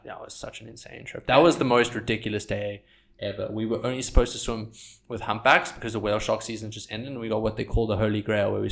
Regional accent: South Africa; growing up in South Africa and surfing in South Africa

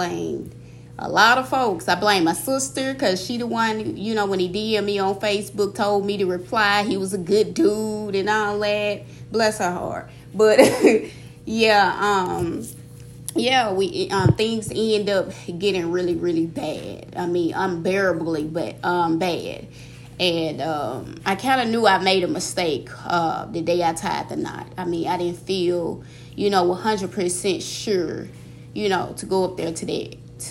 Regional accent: Mississippi, United States; moved away as an adult; also born or lived in Georgia; I'm originally born and raised in Mississippi, and I spent the last, 3 years in Georgia.

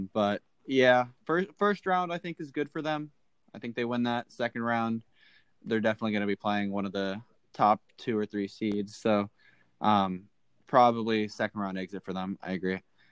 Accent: Miami, Florida, United States; we are from Florida and Miami

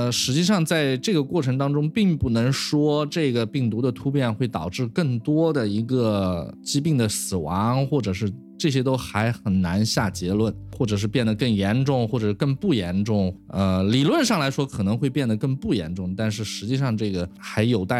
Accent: China; 当然，乙肝呢，我是中国人嘛，我是在 Michelle 实验室又跟 Charlie Rice 合作，然后我又回到中国，所以肯定要做乙肝呀。

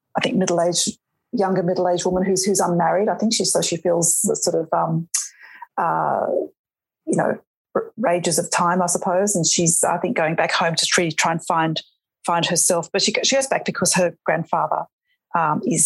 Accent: Western New South Wales, Australia; I grew up in Western New South Wales

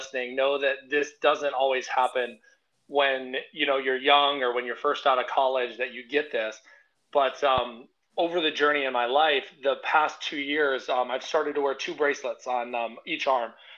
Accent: Arizona, United States; now in Crystal Lake, United States; I grew up in Arizona

